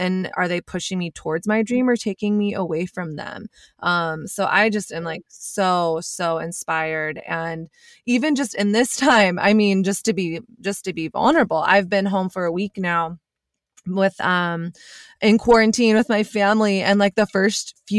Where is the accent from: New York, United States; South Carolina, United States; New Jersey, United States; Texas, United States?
Texas, United States; I grew up in Texas